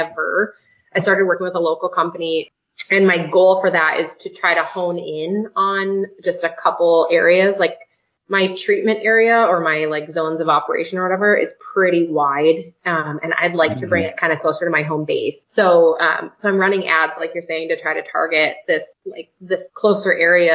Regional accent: North Dakota, United States; moved away as an adult; We're from North Dakota originally

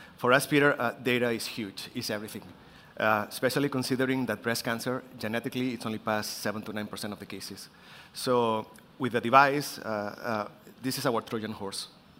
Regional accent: Barcelona, Catalonia, Spain; I'm from Spain, in Barcelona

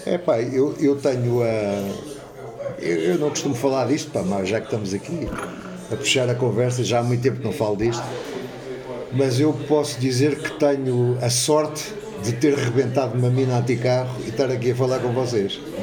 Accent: Lisbon, Portugal; moved away as an adult; now in Alcaide, Portugal; eu nasci em Lisboa. Eu sou Lisboeta de Gema

